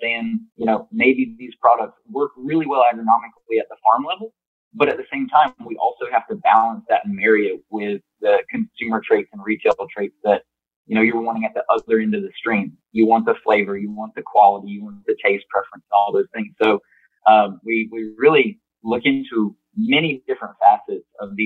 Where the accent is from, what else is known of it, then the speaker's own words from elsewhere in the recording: Plant City, Florida, United States; growing up on my family's farm in Plant City, Florida. I grew up in strawberry and mixed vegetable production